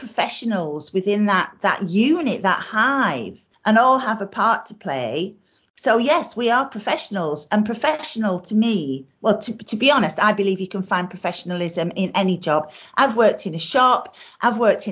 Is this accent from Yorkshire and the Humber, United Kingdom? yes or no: yes; South Yorkshire coalfield, Yorkshire and the Humber, United Kingdom; I'm from the South Yorkshire coalfield